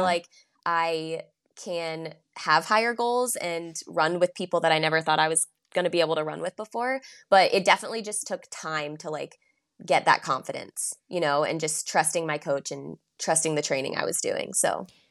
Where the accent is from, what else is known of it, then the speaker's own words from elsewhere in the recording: Chapel Hill, North Carolina, United States; also born or lived in Charleston, South Carolina; I grew up in Chapel Hill